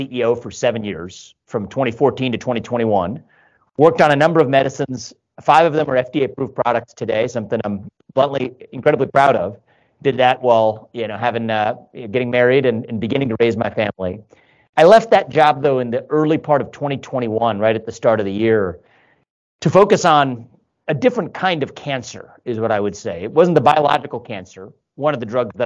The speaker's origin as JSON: {"language": "English", "town": "Cincinnati", "region": "Ohio", "country": "United States", "tie": "born or raised there", "also_born_or_lived": "Northeast United States / Columbus, Ohio", "said": "born and raised in Cincinnati, live in Columbus now, but a 15-year detour in the Northeast."}